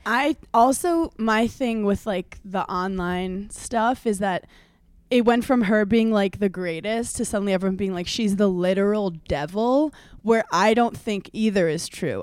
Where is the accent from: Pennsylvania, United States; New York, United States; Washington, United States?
New York, United States; growing up in New York